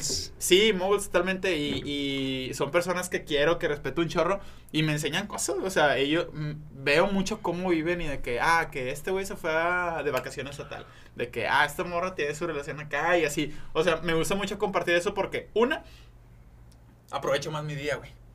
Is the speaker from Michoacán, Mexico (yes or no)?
no; Monterrey, Nuevo León, Mexico; aquí de Monterrey